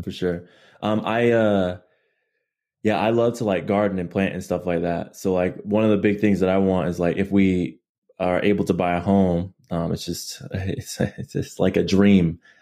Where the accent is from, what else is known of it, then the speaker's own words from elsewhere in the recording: Chula Vista, California, United States; also born or lived in Barstow, California; born and raised in, um, San Diego, California. Um, Chula Vista, more specifically